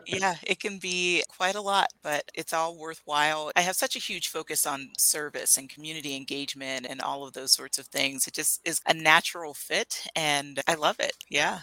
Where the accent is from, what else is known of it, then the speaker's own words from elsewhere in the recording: Pennsylvania, United States; moved away as an adult; also born or lived in Flagstaff, Arizona; now in Arizona, United States; I am from Pennsylvania originally